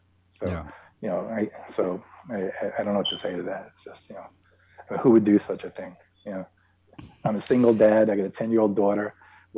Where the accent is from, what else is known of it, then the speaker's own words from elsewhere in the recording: New York City, New York, United States; moved away; I'm from Manhattan. You know, I moved to the mountains to be left alone.